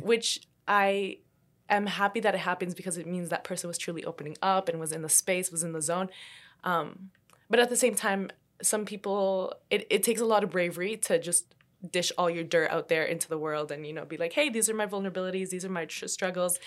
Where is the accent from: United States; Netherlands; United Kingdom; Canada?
Canada; also born or lived in Colombia; even though I was born in Colombia, I still moved to Canada when I was, like, two years old.